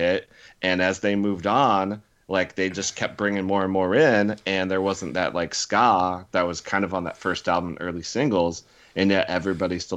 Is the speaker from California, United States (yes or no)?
no; Chillicothe, Illinois, United States; moved away; the very small town outside of Peoria that I grew up